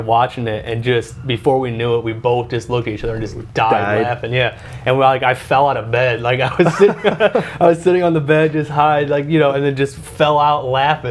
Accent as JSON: {"language": "English", "region": "Indiana", "country": "United States", "tie": "born or raised there", "accent": "country twang", "said": "I'm from Indiana. I grew up on a dairy farm, actually"}